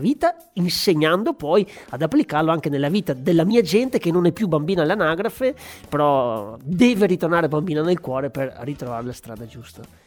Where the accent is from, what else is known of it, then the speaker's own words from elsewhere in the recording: Asiago plateau, Veneto, Italy; also born or lived in Padua; della mia terra, dell'alto piano di Asiago